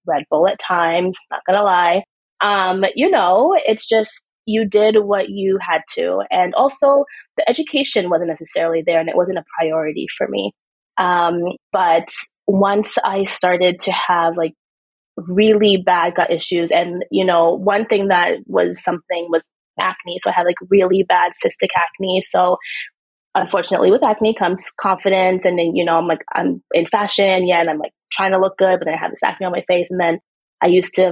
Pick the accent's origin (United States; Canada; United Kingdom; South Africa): Canada; also born or lived in Trinidad; I'm born in Trinidad, but I grew up in Canada, but I am West Indian.